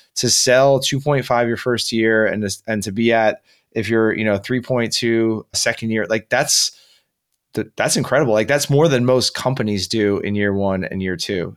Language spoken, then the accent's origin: English; New Jersey, United States; my home state right here in New Jersey